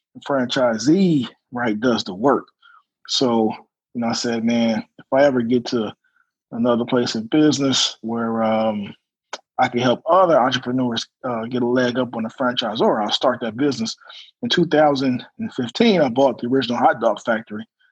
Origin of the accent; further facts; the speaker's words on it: Detroit, Michigan, United States; now in Atlanta, United States; born and raised in Detroit, Michigan